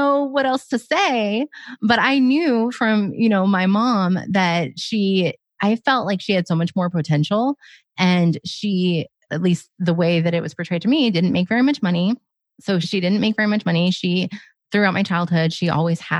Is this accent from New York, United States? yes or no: no; Oregon, United States; I grew up in Oregon